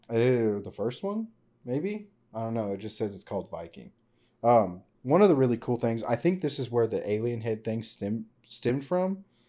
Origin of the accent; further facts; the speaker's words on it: Roswell, New Mexico, United States; I was born in Roswell, nineteen ninety-four.